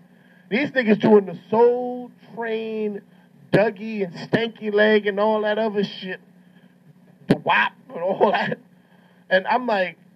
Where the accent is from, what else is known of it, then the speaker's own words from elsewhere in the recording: New York, United States; I'm from New York